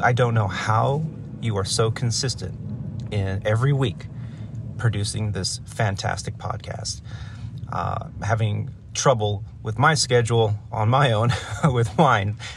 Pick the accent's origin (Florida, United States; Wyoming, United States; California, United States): California, United States; Los Angeles; also born or lived in Chicago; I was very excited to be based in my hometown